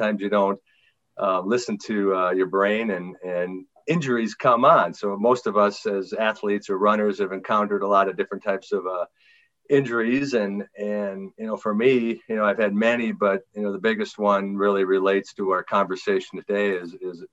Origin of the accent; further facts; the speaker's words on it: Green Bay, Wisconsin, United States; I'm from Green Bay, Wisconsin